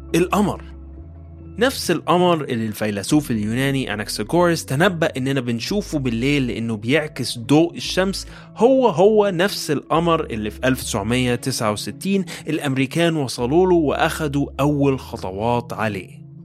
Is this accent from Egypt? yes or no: yes; Egypt; accent: Egyptian; بلهجتنا المصرية